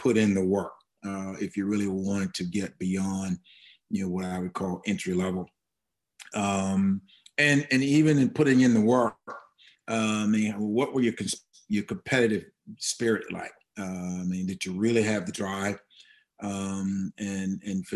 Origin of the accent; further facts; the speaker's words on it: Jackson, Tennessee, United States; I grew up in West Tennessee, about 60 miles out of Memphis.